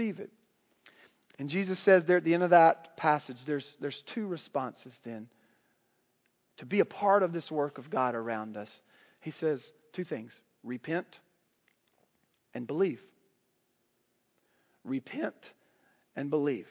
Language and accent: English; the South, United States; I grew up in the South in Southern Baptist culture